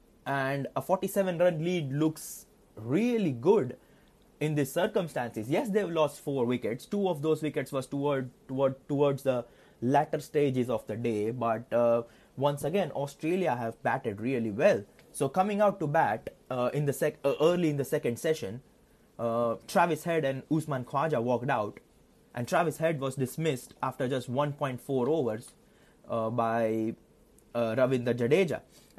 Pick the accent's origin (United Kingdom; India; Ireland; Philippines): India; that is something which is quite worrying for me as an Indian fan